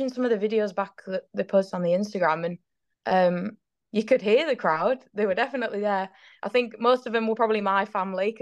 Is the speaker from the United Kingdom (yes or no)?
yes; York, Yorkshire and the Humber, United Kingdom; started up a little girls team in York, so where I'm from